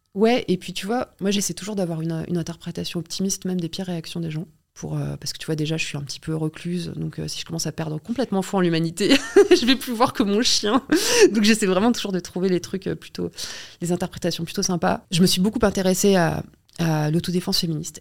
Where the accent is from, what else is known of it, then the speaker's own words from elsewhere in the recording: Paris, Île-de-France, France; je suis au collège, je rentre en métro, je suis parisienne